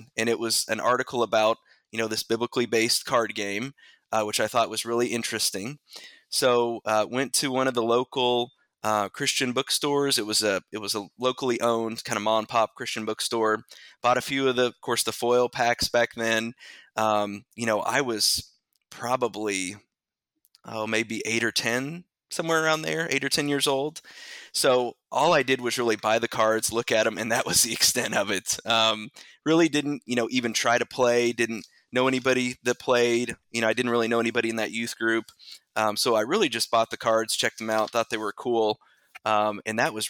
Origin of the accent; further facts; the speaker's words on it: Bedford, Indiana, United States; also born or lived in Mitchell, Indiana; So I am from Southern Indiana. Born and raised in a little town called Bedford